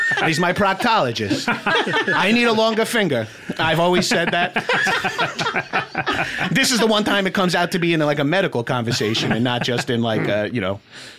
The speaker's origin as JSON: {"language": "English", "area": "Long Island", "region": "New York", "country": "United States", "said": "I'm from Long Island. I've been to 200 bas mitzvahs."}